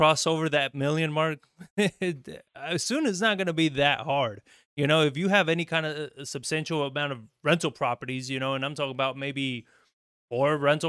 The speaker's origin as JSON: {"language": "English", "country": "Argentina", "also_born_or_lived": "Spain", "said": "it's just terrible because I came from Argentina. I lived in Spain for about 4 years."}